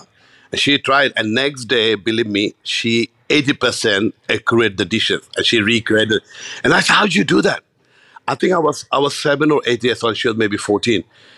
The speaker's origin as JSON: {"language": "English", "country": "Bangladesh", "tie": "born or raised there", "said": "I grew up in Bangladesh."}